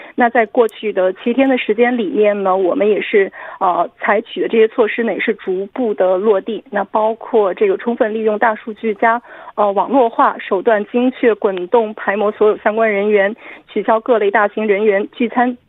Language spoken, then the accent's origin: Chinese; Wenzhou, Zhejiang, China; 我的故乡温州